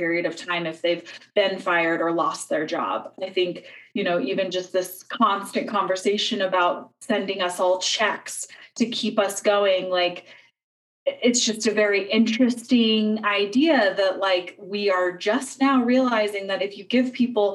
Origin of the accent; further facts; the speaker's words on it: United States; as an American